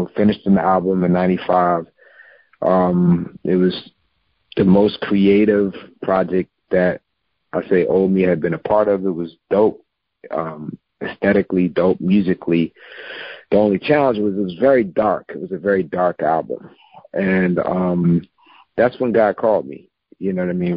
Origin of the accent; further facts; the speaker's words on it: Philadelphia, Pennsylvania, United States; also born or lived in Sweden / New Jersey; moved to Mount Airy, which is not far from Germantown. And I grew up in Germantown area